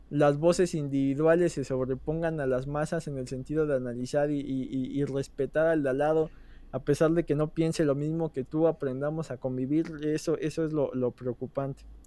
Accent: Mexico; dos tipos mexicanos

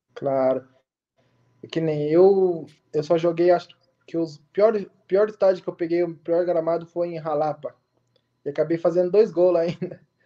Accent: Bragança Paulista, São Paulo, Brazil; moved away as an adult; now in Nicaragua; Eu sou de Bragança Paulista, São Paulo

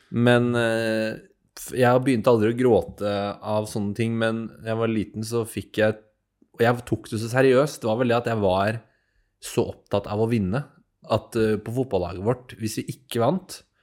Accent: Asker, Akershus, Norway; Jeg er jo fra Asker, jeg òg

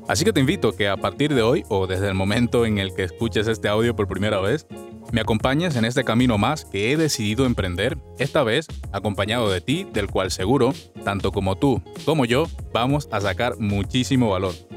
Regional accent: Venezuela; moved away as an adult; soy un venezolano que, al igual que muchas otras personas, he emigrado a otro país en busca de mejores oportunidades

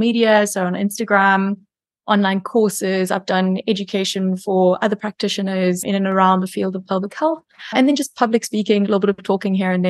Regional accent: South Africa; now in Cayman Islands; I am South African living in the Cayman Islands

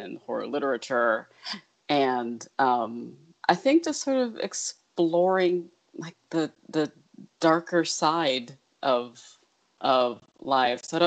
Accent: Detroit, Michigan, United States; now in Brooklyn, United States; I grew up in Detroit, which is a kind of gothic-y kind of has a gothic-y kind of vibe to it.

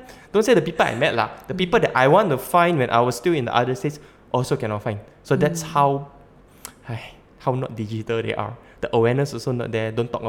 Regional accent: Sabah, Malaysia; also born or lived in Malacca / Labuan; I come from Malacca and I'm Sabahan, and earlier on I spent 10 years in Labuan.

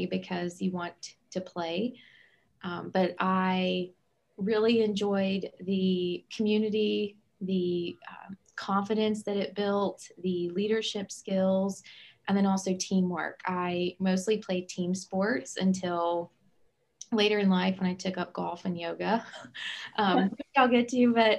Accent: Southern West Virginia, United States; I'm originally from Southern West Virginia

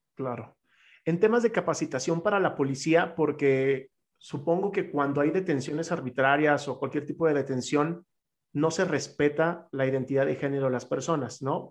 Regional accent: Chihuahua, Mexico; now in Mexico City, Mexico; soy de Chihuahua, entonces entiendo perfectamente lo que es venir de una ciudad

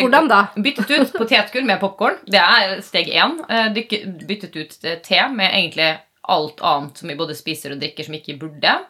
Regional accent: Western Norway, Norway; moved away; Vi er jo fra Vestland opprinnelig

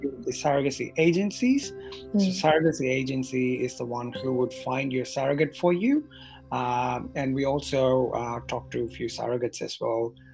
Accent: Madurai, Tamil Nadu, India; moved away as an adult; also born or lived in New Zealand; now in Sydney, Australia; I was born and raised in Madurai in Tamil mm-hmm. Nadu

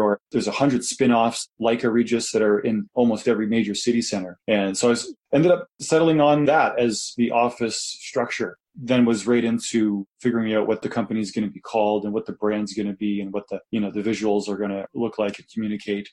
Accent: Kitchener, Ontario, Canada; moved away as an adult; now in Calgary, Canada; I was from Kitchener

